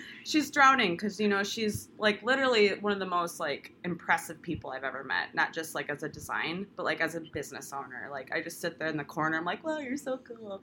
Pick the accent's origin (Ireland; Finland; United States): United States; Sioux Falls, South Dakota; accent: Midwest; moved away as an adult; now in Pensacola, United States; born and raised in Sioux Falls, South Dakota